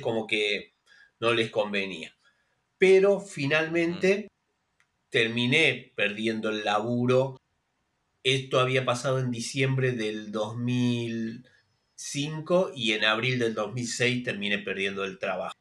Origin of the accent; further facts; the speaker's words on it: Isidro Casanova, Buenos Aires Province, Argentina; Yo soy nacido y criado en Isidro Casanova, que es lo que se conoce como el conurbano, acá en la provincia de Buenos Aires